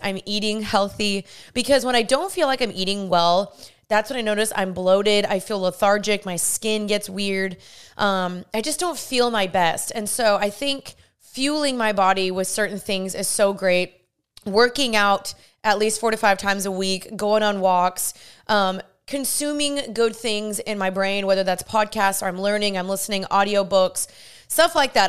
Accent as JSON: {"language": "English", "town": "Dallas", "region": "Texas", "country": "United States", "also_born_or_lived": "California", "moved": "yes", "said": "I'm from Dallas and I moved to California when I was there"}